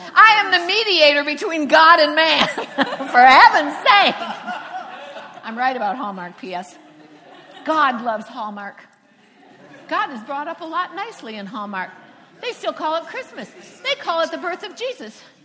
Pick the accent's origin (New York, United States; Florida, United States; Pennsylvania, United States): Florida, United States; Cocoa Beach; first language English; I'm from Cocoa Beach, Florida, and I worked at a hotel where a lot of the astronauts came